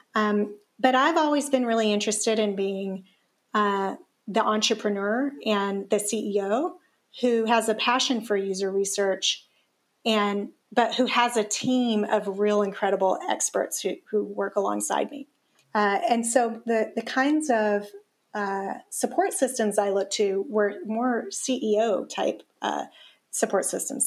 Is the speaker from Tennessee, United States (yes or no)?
yes; Tennessee, United States; I grew up in the South